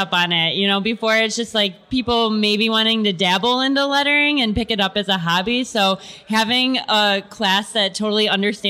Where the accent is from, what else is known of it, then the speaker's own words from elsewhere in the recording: Mentor, Ohio, United States; also born or lived in Dayton, Ohio; I grew up in Mentor, Ohio, which is a suburb of Cleveland, Ohio.